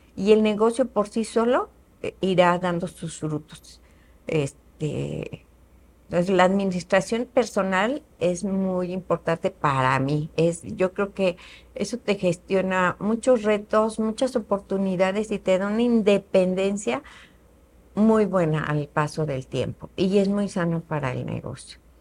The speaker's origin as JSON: {"language": "Spanish", "region": "Querétaro", "country": "Mexico", "also_born_or_lived": "Mexico City", "said": "Yo soy queretana también, mis papás"}